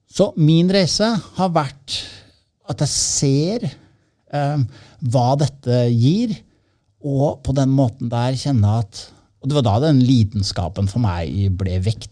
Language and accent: Norwegian; Trondheim, Trøndelag, Norway; moved away; Jeg er uh, opprinnelig fra Trondheim